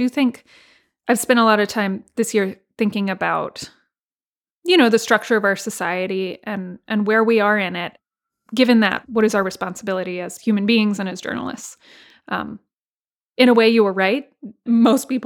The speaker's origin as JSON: {"language": "English", "region": "Texas", "country": "United States", "tie": "born or raised there", "said": "my home state of Texas"}